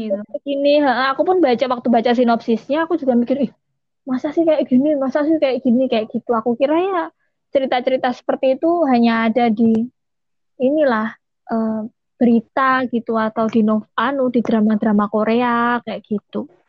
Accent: Java, Indonesia; tapi ya mungkin karena kita orang Jawa jadi kita tuh nggak nggak yang neko-neko akan melawan apalah apa gitu

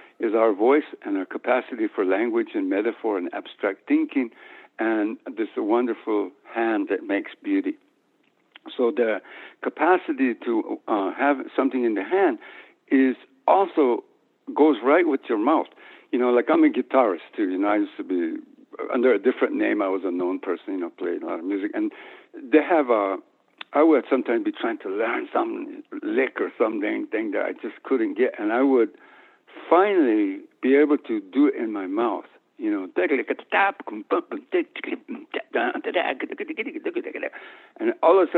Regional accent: New Mexico, United States; moved away; also born or lived in Guatemala; I grew up in a town in New Mexico

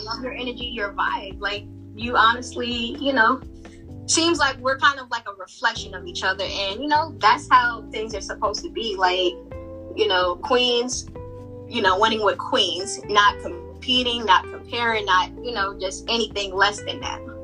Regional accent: Virginia, United States; also born or lived in Brooklyn, New York; I was raised in a DMV area, 757

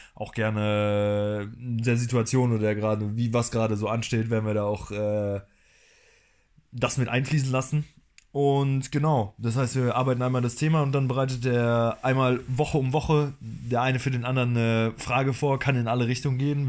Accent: Rhineland-Palatinate, Germany; moved away as an adult; now in Berlin, Germany; ursprünglich aus der Pfalz.

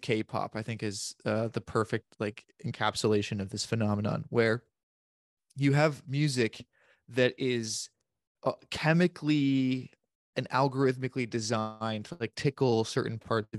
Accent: Florida, United States; growing up in Florida

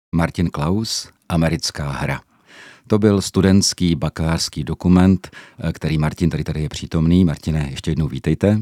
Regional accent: Czechia

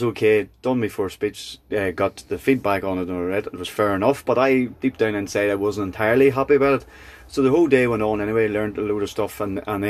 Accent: Kildress, Northern Ireland, United Kingdom; I'm from Kildress in County Tyrone.

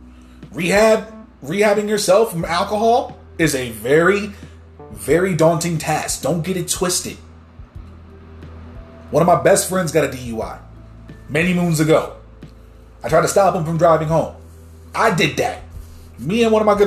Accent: New Jersey, United States; that's my home state.

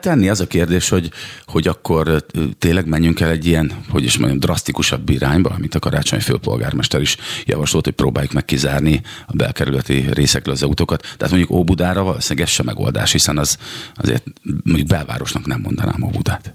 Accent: Szeged, Csongrád-Csanád, Hungary; én Szegeden nőttem fel

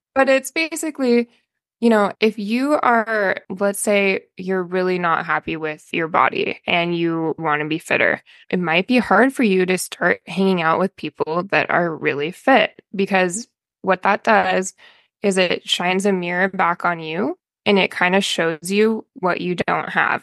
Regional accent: Albany, Oregon, United States; I'm from Oregon. I went to West Albany High School

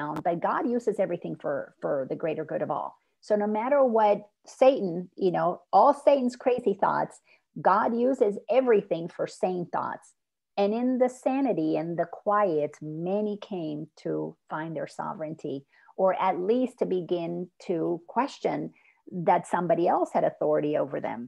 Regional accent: Dominican Republic; first language Spanish; English is a second language; I'm from the Dominican Republic, so I'm Latin. And so my first language is Spanish

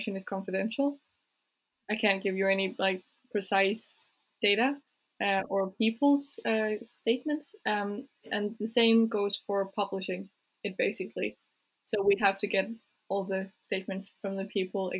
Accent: Jutland, Denmark; My parents are from Jutland. I'm from Jutland

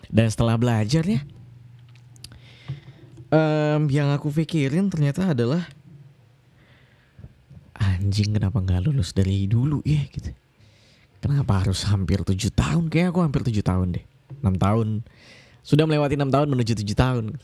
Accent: Kalimantan, Indonesia; now in Yogyakarta, Indonesia; Uh, aku kuliah di Yogyakarta, aku dari Kalimantan kebetulan.

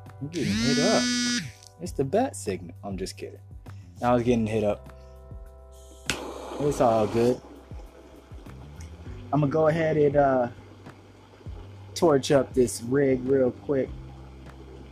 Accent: West Coast, United States; I'm from the West Coast

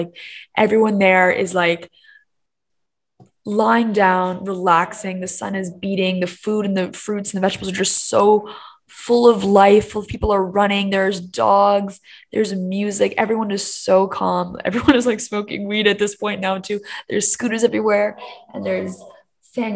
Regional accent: Hong Kong; moved away as an adult; also born or lived in Miami / Canada / Shanghai / Paris; the area in which we grew up in Hong Kong

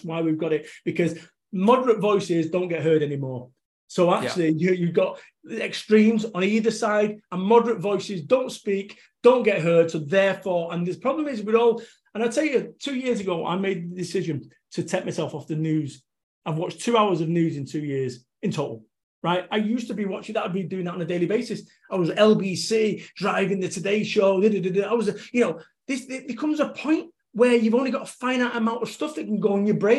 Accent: Salford, North West England, United Kingdom; I'm from Salford, Manchester. I lived above a chippy in a masonette.

